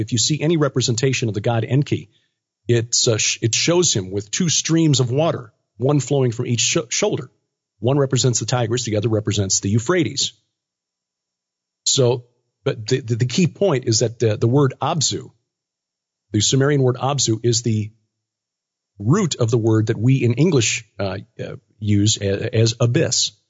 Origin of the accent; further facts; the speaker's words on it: Chicago, Illinois, United States; I am Chicagoan because I was born there.